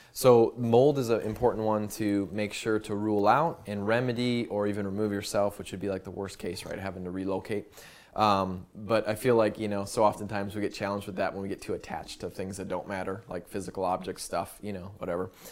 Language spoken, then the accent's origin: English; United States